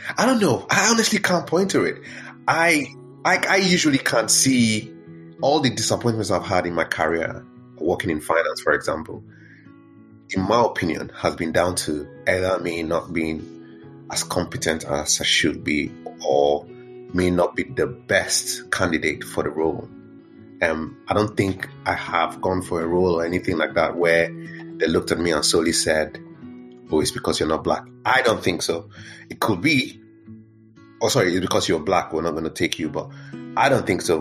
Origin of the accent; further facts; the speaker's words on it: Nigeria; moved away as an adult; also born or lived in Benue State / Lagos; now in United Kingdom; I was just like a typical kid growing up growing up in Nigeria, um, but in my hometown, and then um, growing up, you know, into my teens in Lagos